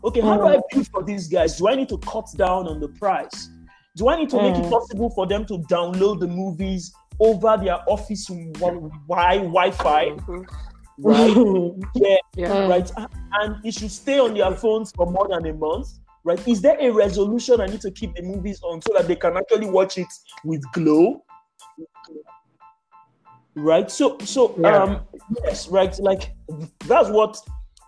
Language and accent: English; Nigeria; as a Nigerian